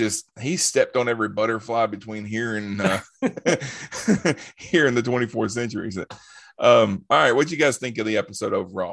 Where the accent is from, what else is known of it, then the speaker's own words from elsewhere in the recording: Alabama, United States; I'm from Alabama.